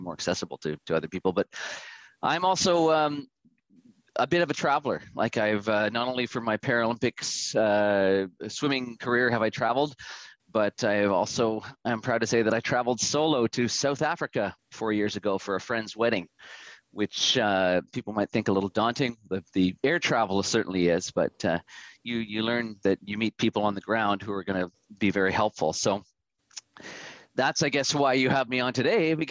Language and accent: English; Vancouver, British Columbia, Canada; born and raised in Vancouver, where I still live currently.